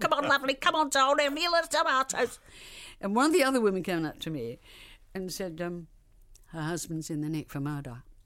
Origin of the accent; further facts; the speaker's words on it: Liverpool, North West England, United Kingdom; I was redhead from Liverpool